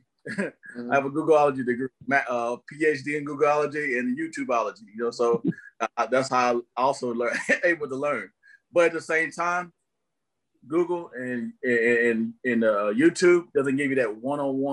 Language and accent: English; Tennessee, United States; also born or lived in Tampa Bay, Florida; now in Los Angeles, United States; of Tennessee is where I'm from, and lived in Tampa Bay, Florida for over 10 years of my life